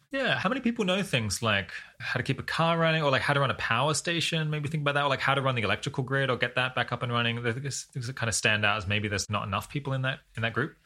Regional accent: Australia; as an Australian

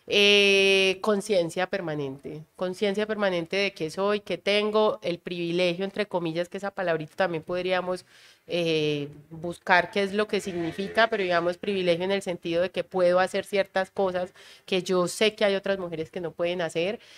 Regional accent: Caribbean coast, Colombia; que es el hecho de que yo no soy de Antioquia. Entonces, era una mezcla entre ser costeña y ser paisano.

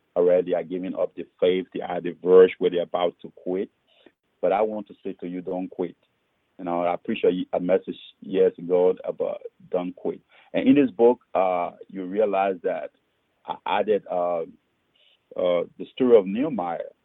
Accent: Liberia; moved away as an adult; also born or lived in Fargo, North Dakota, United States; now in Minneapolis, United States; I was born uh, in Liberia, my home country. But but I lived in America when I was six years old, and then my father passed. I went back home

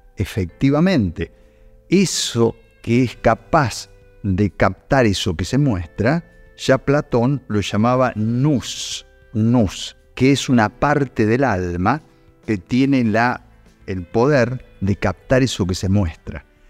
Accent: Luján, Buenos Aires Province, Argentina; now in Córdoba, Argentina; yo en realidad soy adoptivo cordobés, pero soy oriundo de Luján, soy bonaerense

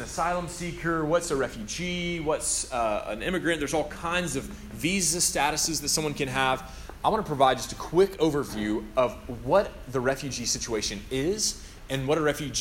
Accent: United States; also born or lived in Tennessee; now in Louisville, United States; I'm from Alabama and Tennessee

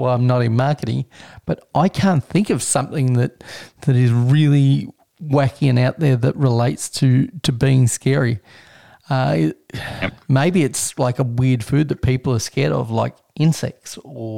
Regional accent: Australia; as an Australian

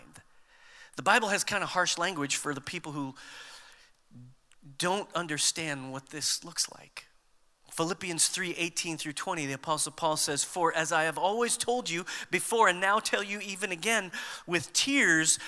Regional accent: United States; We tend to think of ourselves as Americans

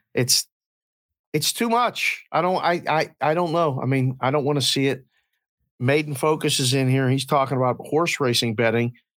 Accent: Pittsburgh, Pennsylvania, United States; now in Las Vegas, United States; growing up in Pittsburgh

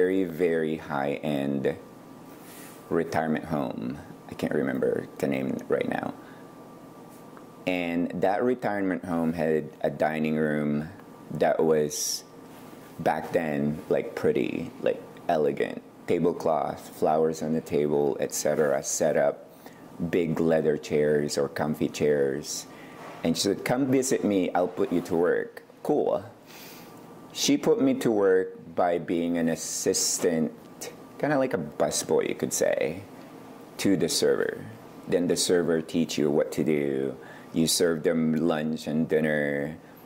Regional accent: Ilocos Norte, Ilocos Region, Philippines; also born or lived in Manila, Philippines / Portland, Oregon; now in McMinnville, United States; I was born in Manila in a little town called Camya City, but grew up in the province of Ilocos Norte North

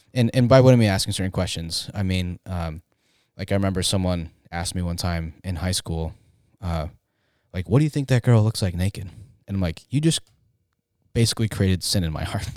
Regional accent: Tempe, Arizona, United States; I grew up in Tempe

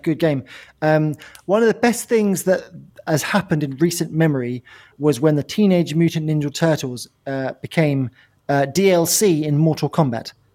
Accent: England, United Kingdom; we're from England

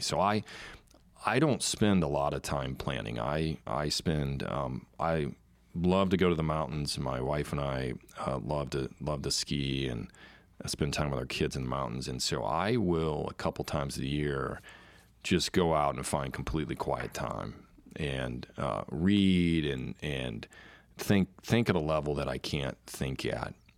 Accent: United States; I am an American

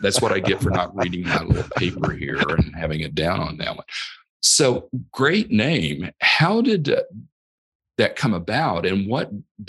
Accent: Texas, United States; moved away as an adult; also born or lived in Oklahoma; My native home state where I was born, Oklahoma, is not too great on the LGBTQ plus decisions that they make with regard to that, and very anti, if anything. In the same way with Texas, I grew up mostly in Texas.

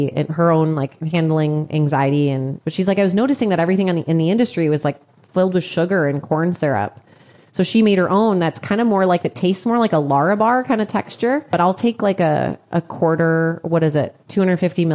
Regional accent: Chicago, Illinois, United States; I'm from Chicago.

